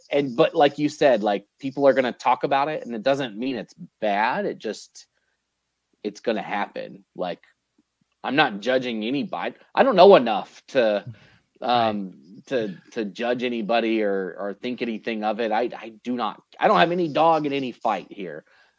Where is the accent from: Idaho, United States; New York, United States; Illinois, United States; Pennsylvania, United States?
Idaho, United States; Idaho Falls; I'm from Idaho Falls. I get to go to Boise on a Thursday morning and miss 2 days of school to go to a tournament